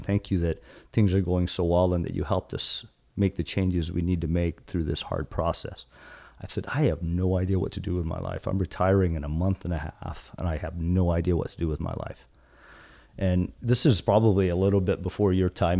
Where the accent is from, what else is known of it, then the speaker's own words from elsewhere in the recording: Guam; now in Seattle, United States; I'm from Guam, born and raised in Guam, an island that's about almost six thousand miles from here in the Seattle area